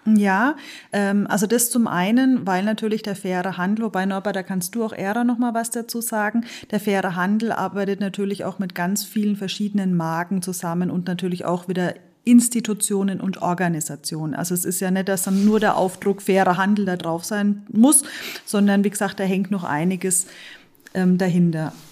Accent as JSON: {"language": "German", "town": "Bad Neustadt an der Saale", "region": "Bavaria", "country": "Germany", "tie": "born or raised there", "lives_now": "Burglauer, Germany", "said": "ich bin ähm, eine gebürtige Bad Neustädterin"}